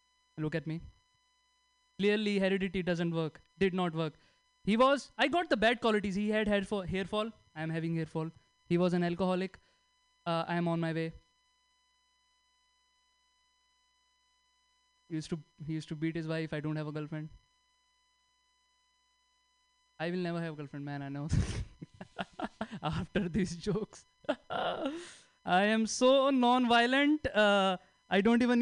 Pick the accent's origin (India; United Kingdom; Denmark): India; moved away as an adult; now in United States; I am from India